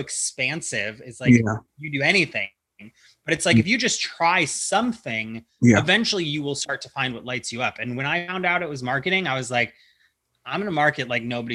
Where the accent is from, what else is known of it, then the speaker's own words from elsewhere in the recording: Ohio, United States; now in California, United States; I'm from Ohio